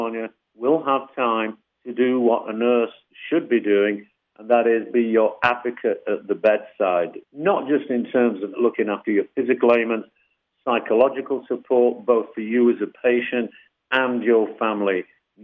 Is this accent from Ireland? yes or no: no; United Kingdom; now in United States